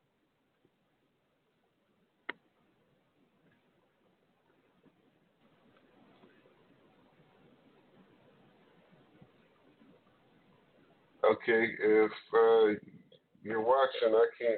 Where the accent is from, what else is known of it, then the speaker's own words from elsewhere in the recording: Trinidad & Tobago; I'm from Trinidad